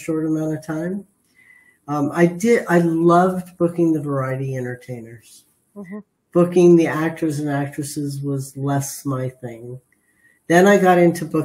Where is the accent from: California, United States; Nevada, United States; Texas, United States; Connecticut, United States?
California, United States; Los Angeles; I was raised in the San Fernando Valley.